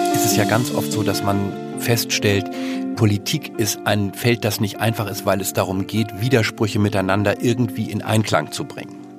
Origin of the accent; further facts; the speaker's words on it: Northern Germany, Germany; bei uns in Norddeutschland